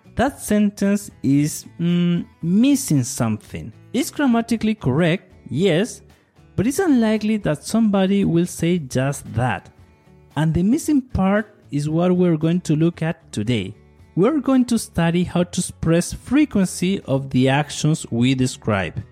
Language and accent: English; Chile; Soy de Chile, I'm from Chile